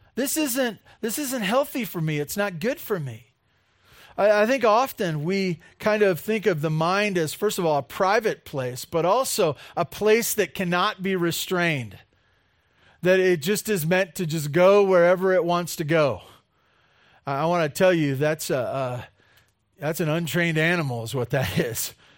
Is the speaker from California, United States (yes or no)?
yes; California, United States; growing up in California